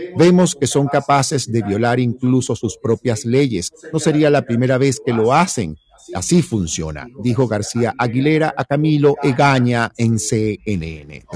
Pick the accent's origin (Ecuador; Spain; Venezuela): Venezuela; moved away; los que venimos de Venezuela